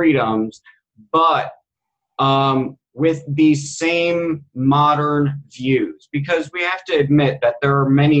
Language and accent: English; United States; I'm an American Indian Federalist